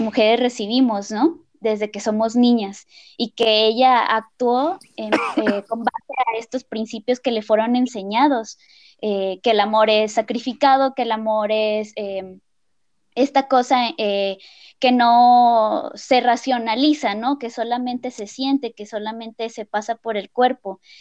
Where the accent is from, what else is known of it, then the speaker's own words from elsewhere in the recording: Colima, Mexico; moved away as an adult; now in San Luis Potosí, Mexico; soy de Colima, pero tengo cinco años viviendo en San Luis Potosí